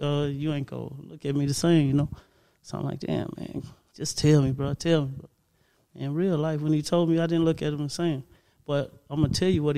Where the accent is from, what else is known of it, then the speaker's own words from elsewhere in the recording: Gary, Indiana, United States; I come from Gary, Indiana